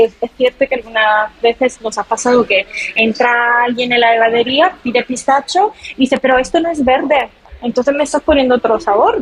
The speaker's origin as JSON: {"language": "Spanish", "town": "Palermo", "region": "Sicily", "country": "Italy", "accent": "Italian", "second_language": "Spanish", "moved": "as an adult", "lives_now": "Madrid, Spain", "said": "yo también quizás se nota por mi acento. Eh, soy italiana, soy de Sicilia"}